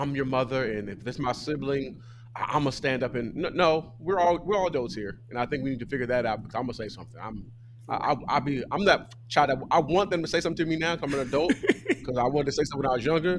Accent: Pomona, California, United States; I'm from Southern California. I'm from Pomona

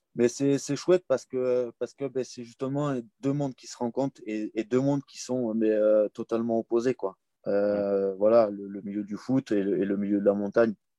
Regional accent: Comminges, Occitania, France; j'ai grandi dans le Comminges, dans un petit village des Pyrénées

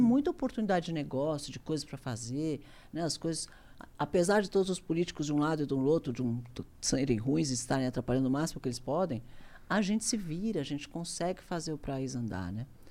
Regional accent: Brazil; Eu sou brasileiro, adoro o Brasil.

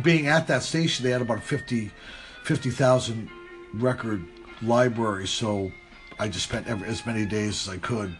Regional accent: New London, Connecticut, United States; where I was born and raised, was uh, a little town in Connecticut called New London, Connecticut, uh, southeastern Connecticut

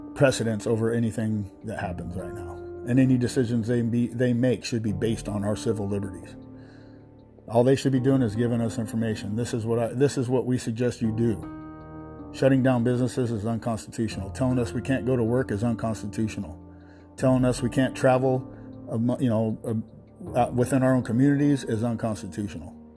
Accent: United States; We're still American citizens

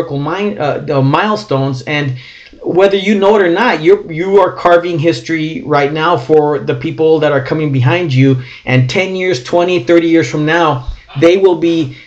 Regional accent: California, United States; I'm from California

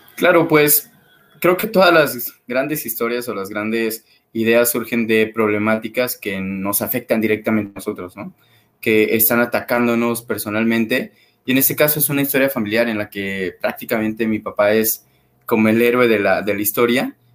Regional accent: Xalapa, Veracruz, Mexico; moved away as an adult; now in Mexico City, Mexico; soy de Jalapa, Veracruz, me mudo a Ciudad de México hace seis años

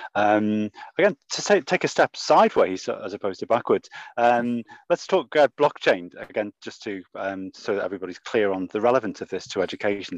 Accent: Liverpool, North West England, United Kingdom; I'm from Liverpool

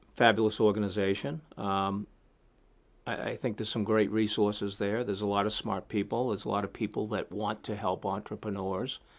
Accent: New England, United States; I'm from the New England area.

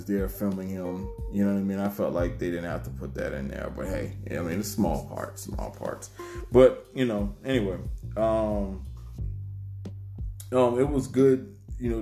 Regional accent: United States; when I was growing up in Liberty City, Seaport, Savannah

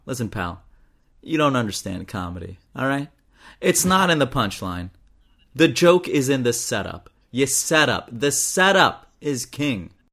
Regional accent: Pakistan; I'm Pakistani

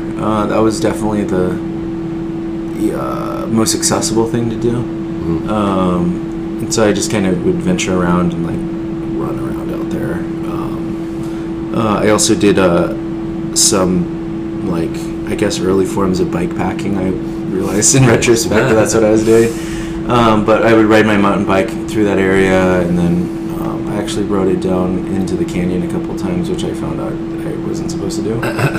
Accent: United States; part of that was influenced by my growing up on the Navajo Nation. We had still have thousands of abandoned uranium mines from the Cold War.

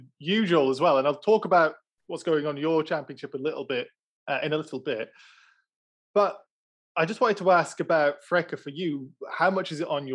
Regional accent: United Kingdom; as a British person

